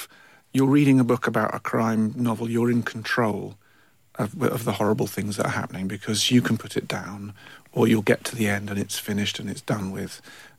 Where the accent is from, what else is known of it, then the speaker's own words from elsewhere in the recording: Bishop's Stortford, East of England, United Kingdom; So he went and worked in London for many years, which is why I don't sound like I'm from Fife.